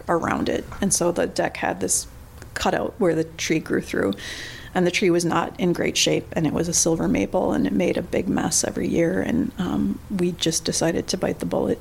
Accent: Coon Rapids, Minnesota, United States; I was from Coon Rapids

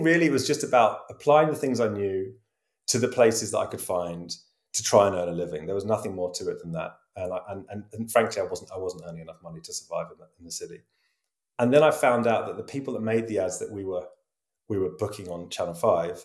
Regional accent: Brighton, South East England, United Kingdom; born or raised there; moved away as an adult; also born or lived in London; now in Amsterdam, Netherlands

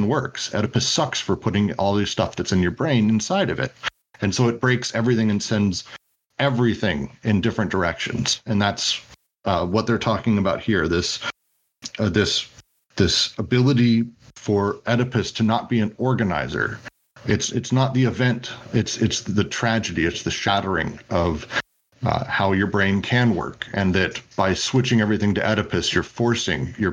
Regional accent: Midwest, United States; I'm from the Midwest.

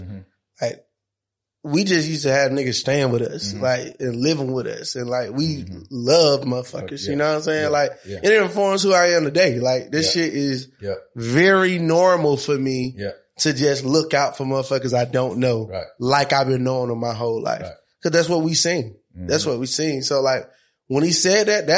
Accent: Monroe, Georgia, United States; I'm from Monroe, Georgia.

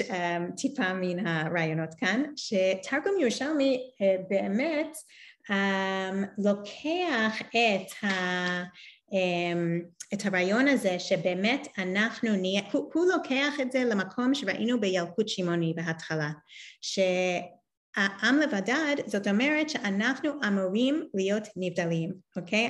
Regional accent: New York, United States; born or raised there; now in Israel

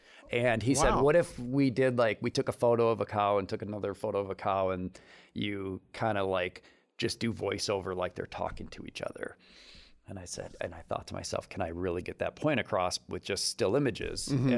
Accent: Detroit, Michigan, United States; now in Lansing, United States; Well, we grew up in Detroit, moved to Lansing when I was 14, went to Grand Lodge High School.

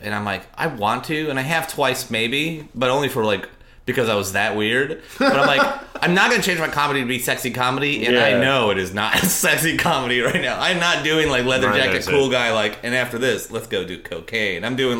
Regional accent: Seattle, Washington, United States

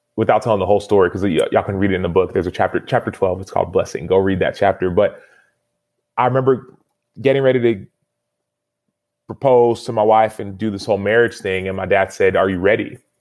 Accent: United States; I was born in America

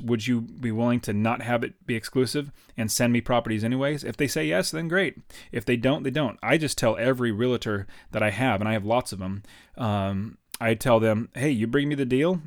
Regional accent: United States; I'm from America

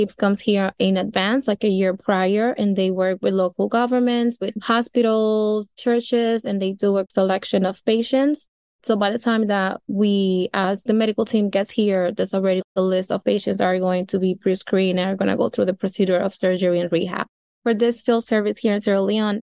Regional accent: Dominican Republic; now in New York, United States; I am originally from the Dominican Republic, which is an island right next to Haiti

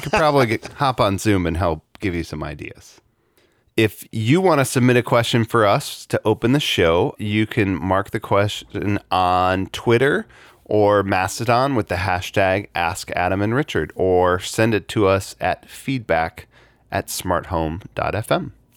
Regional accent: Chicago, Illinois, United States; I grew up in Chicago during the Bulls championship era

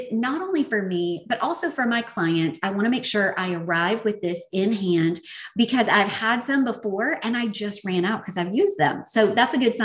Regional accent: the South, United States; accent: Southern; my Southern accent

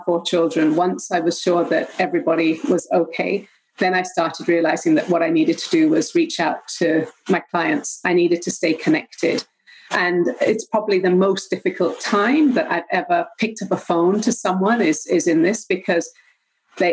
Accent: Jamaica; moved away as an adult; also born or lived in England; now in Vancouver Island, Canada; I'm born and raised in Jamaica. That's my homeland. Lived there for 20 years and 20 years also in England until we found the beautiful shores of Vancouver Island.

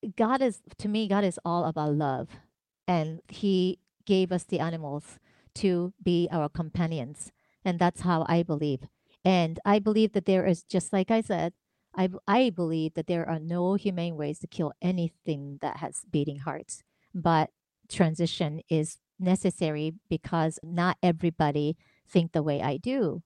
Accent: Tokyo, Japan; moved away; I grew up in Tokyo, Japan

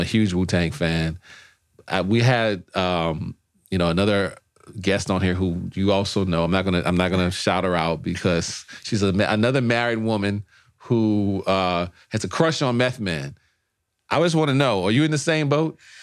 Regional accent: New Orleans, Louisiana, United States; also born or lived in Los Angeles; now in Washington, D.C., United States; I'm from New Orleans. We invented jazz.

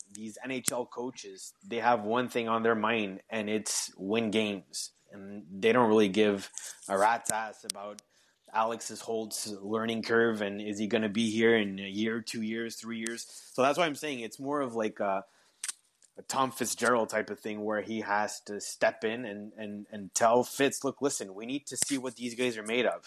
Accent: Canada; accent: French-Canadian; English is a second language; I am French-Canadian

